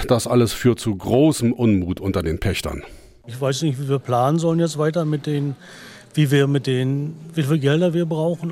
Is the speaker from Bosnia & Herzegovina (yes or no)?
no; Germany; bei uns in Deutschland